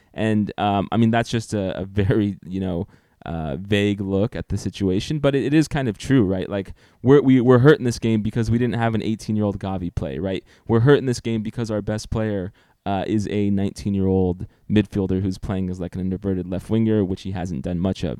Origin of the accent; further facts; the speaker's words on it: United States; as an American sports fan